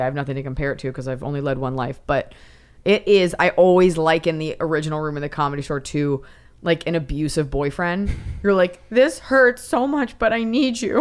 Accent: United States; as an American

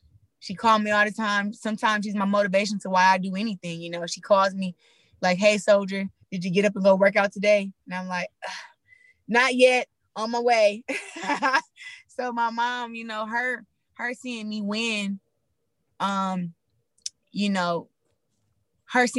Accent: Flint, Michigan, United States; me growing up in Flint

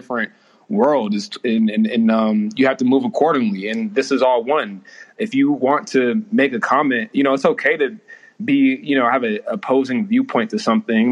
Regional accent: Oakland, California, United States; I'm from Oakland, California

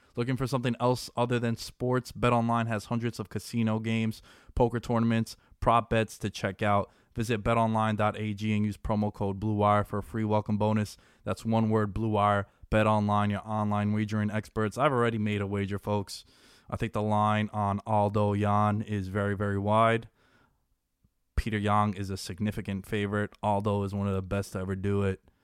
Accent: New York, United States; I'm from New York

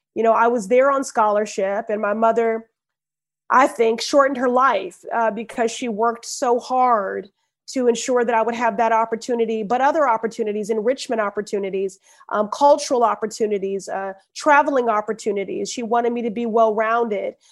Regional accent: Chicago, Illinois, United States; moved away as an adult; also born or lived in Ohio; now in Boston, United States; growing up in Chicago

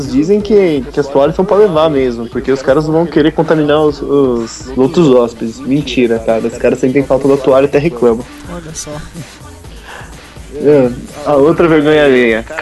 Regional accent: Paulista, São Paulo, Brazil; Sou paulista

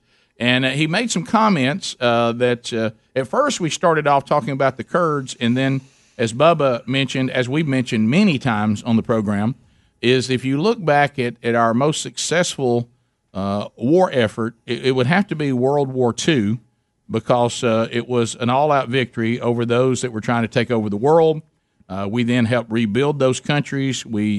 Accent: Birmingham, Alabama, United States; we're from Birmingham

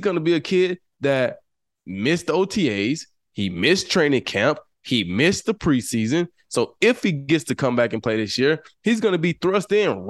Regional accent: New Mexico, United States; But right now, I'm this kid from New Mexico.

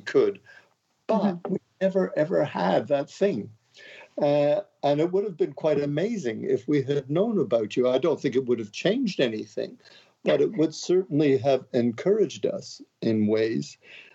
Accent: Montreal, Quebec, Canada; moved away as an adult; now in London, United Kingdom; I'm from Montreal. I'm a Montreal boy

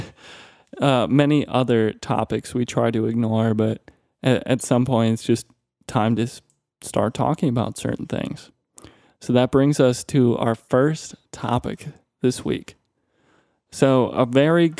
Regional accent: Minnesota, United States; moved away; my home state of Minnesota

